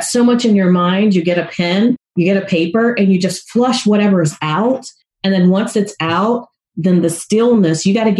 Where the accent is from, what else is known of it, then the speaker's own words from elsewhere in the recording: the South, United States; I grew up in the South